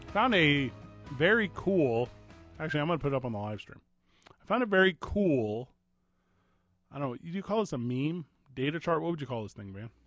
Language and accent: English; St. Louis, Missouri, United States; now in Indianapolis, United States; from my hometown, Saint Louis, Missouri